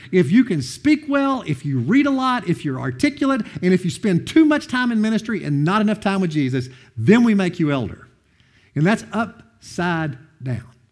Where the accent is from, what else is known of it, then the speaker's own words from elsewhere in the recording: Madisonville, Kentucky, United States; I'm from Madison, North Hopkins High School, where it's where I went to school